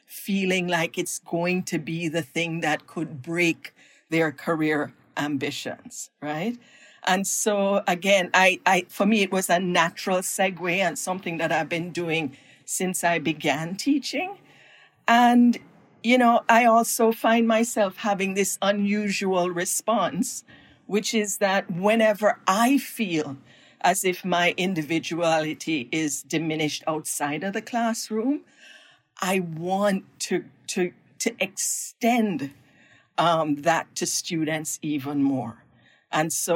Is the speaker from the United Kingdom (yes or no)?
no; Jamaica; moved away as an adult; now in United States; my own background growing up in Jamaica